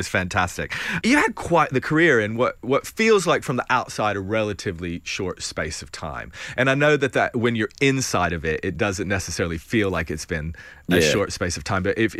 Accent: Tennessee, United States; I'm originally from East Tennessee, and I grew up in a trailer park down a gravel road

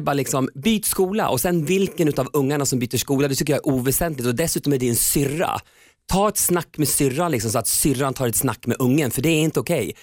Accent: Köping, Västmanland, Sweden; moved away; jag var mobbad själv i hela min uppväxt i Köping

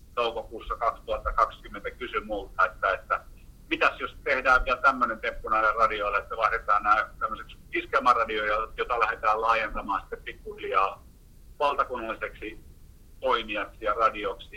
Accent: Heinola, Päijät-Häme, Finland; moved away; also born or lived in Helsinki / Kuusankoski; entisessä kotikaupungissa niin Heinolasta

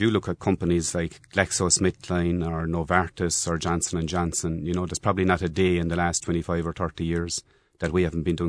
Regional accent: Bear Island, Ireland; I grew up in Bear Island. My mother was local primary school teacher.

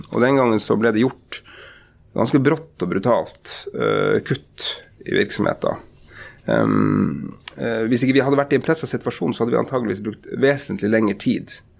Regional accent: Porsanger, Finnmark, Norway; also born or lived in Lakselv / Karasjok / Tromsø; now in Oslo, Norway; da jeg vokste opp i Porsanger på slutten av 80-tallet og begynnelsen av 90-tallet

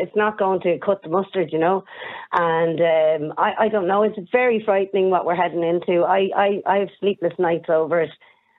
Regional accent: Castleknock, Leinster, Ireland; I'm from Castleknock.

